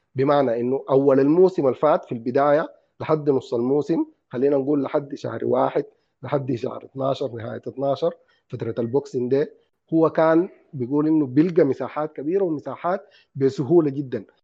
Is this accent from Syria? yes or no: no; Sudan; عندنا في السودان